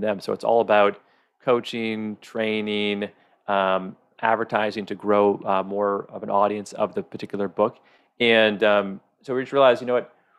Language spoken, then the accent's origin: English; Michigan, United States; also born or lived in Oregon / Arizona; now in Kauai, United States; I grew up in Michigan, loved Michigan.